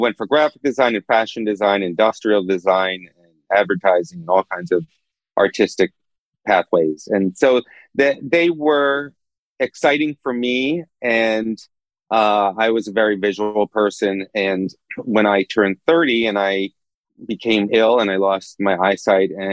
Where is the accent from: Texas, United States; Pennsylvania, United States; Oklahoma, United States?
Pennsylvania, United States; Philadelphia; also born or lived in New Brunswick, New Jersey; I was born in Philadelphia. And I had a pretty normal suburban upbringing